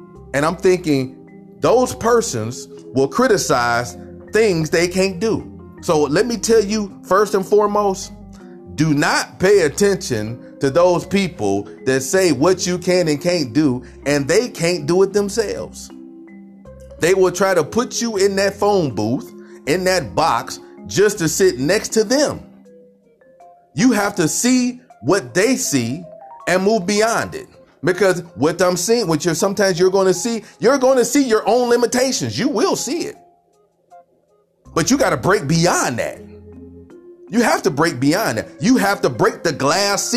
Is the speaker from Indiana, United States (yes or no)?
no; Cleveland, Ohio, United States; I'm from Cleveland, Ohio